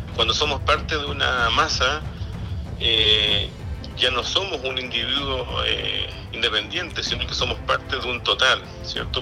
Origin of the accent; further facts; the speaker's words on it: Chile; somos todos chilenos